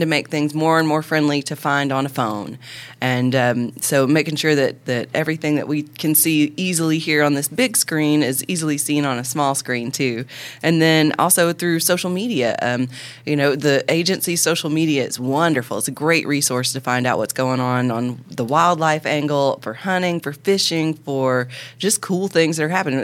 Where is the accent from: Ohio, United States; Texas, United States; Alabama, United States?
Alabama, United States; Northeast; I was born in Alabama and Northeast Alabama.